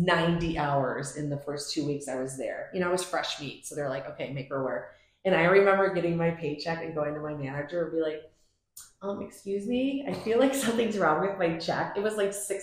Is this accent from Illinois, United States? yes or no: yes; Palatine, Illinois, United States; now in Prospect Heights, United States; I grew up in Palatine, went to Palatine High School